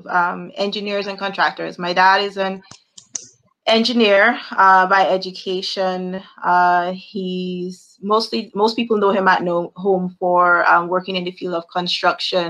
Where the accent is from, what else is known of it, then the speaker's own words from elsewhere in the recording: Dominica; moved away as an adult; also born or lived in Ames, Iowa, United States; now in Barbados; I am from Dominica, the beautiful Nature Isle, currently residing in Barbados